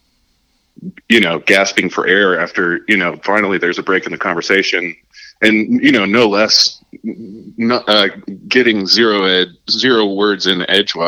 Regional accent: Arlington, Texas, United States; I'm from Arlington

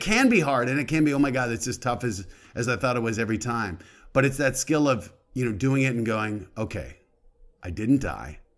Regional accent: Colorado, United States; moved away as an adult; I grew up in Colorado

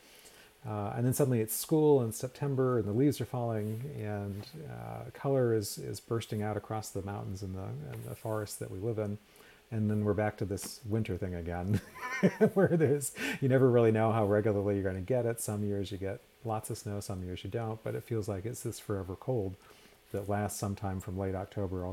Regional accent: Portland, Maine, United States; moved away as an adult; now in Tucson, United States; I grew up outside of Portland, Maine

